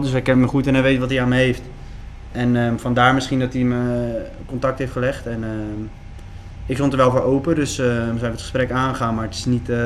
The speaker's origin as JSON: {"language": "Dutch", "region": "West Netherlands", "country": "Netherlands", "said": "ik kom uit het Westen, het is niet dat ik uit Maastricht kom of iets anders."}